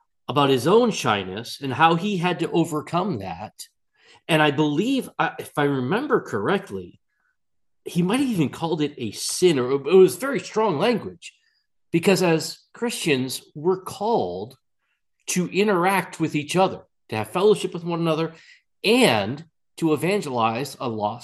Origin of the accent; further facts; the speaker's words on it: Massachusetts, United States; you and I both came from Massachusetts. I was raised in Massachusetts